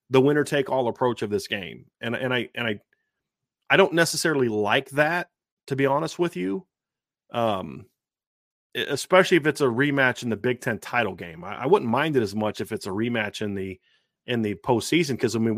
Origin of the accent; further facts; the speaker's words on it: Northwest Ohio, United States; I grew up in Ohio too. I grew up in Northwest